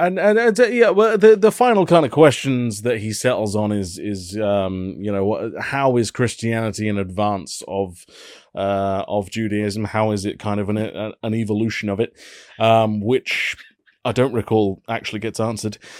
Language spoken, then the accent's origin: English; United Kingdom; as a British person